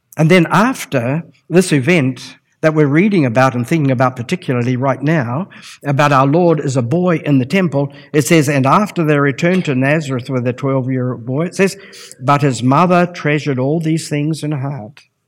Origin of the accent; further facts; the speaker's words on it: Palmerston North, Manawatū-Whanganui, New Zealand; I was brought up in the Lynn District Gospel Hall